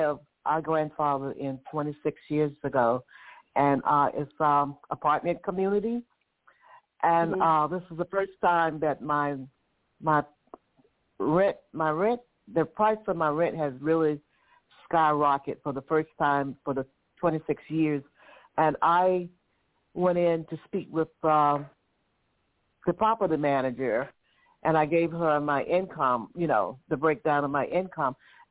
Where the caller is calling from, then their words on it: Atlanta, Georgia, United States; I'm calling from Atlanta, Georgia.